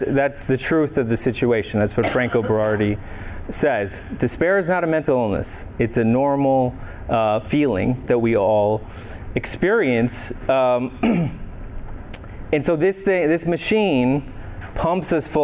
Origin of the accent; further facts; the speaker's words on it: Minneapolis, Minnesota, United States; I'm from Minneapolis originally